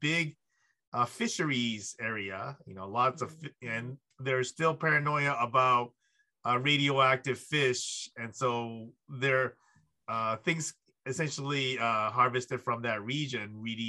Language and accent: English; Japan; moved away; my home country of Japan